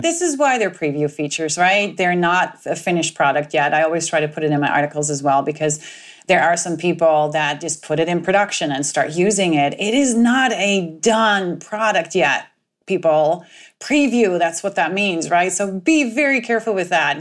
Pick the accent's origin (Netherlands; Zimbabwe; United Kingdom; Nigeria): Netherlands; moved away; I am originally from the Netherlands